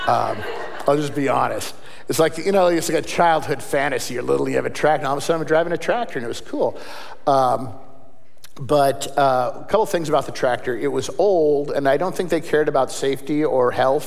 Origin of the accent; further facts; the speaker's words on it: Seattle, Washington, United States; I grew up in Seattle